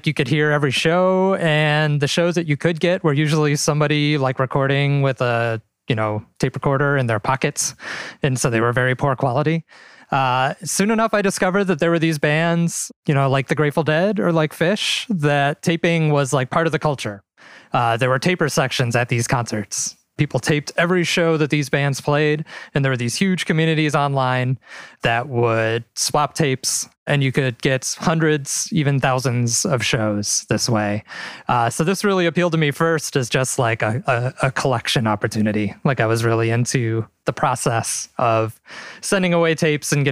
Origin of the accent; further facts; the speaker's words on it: Midwest, United States; I'm from the Midwest. I've always lived in the Midwest.